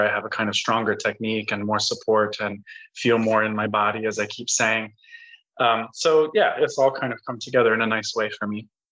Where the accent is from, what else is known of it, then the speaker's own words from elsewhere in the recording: Colorado, United States; I grew up in Colorado